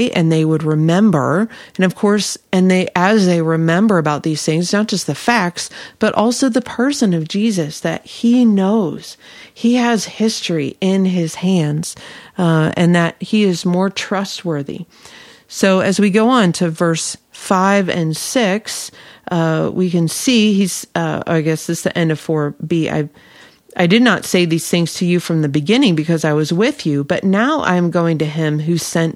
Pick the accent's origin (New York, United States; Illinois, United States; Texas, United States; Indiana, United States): Illinois, United States; I grew up in Illinois